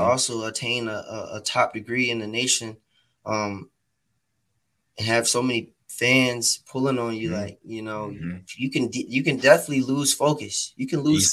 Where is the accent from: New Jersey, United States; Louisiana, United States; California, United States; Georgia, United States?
Georgia, United States; Atlanta; I grew up in Atlanta. I grew up on the southwest side of Atlanta, Georgia, off of Campbellton mm-hmm. Road